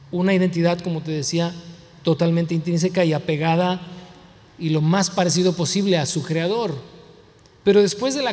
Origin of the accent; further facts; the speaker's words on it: United States; born there; Pues, yo nací aquí en Estados Unidos, pero pues hablo español, tengo un nopal aquí tatuado, pues, o sea, nací aquí, pero no soy de aquí, ¿no?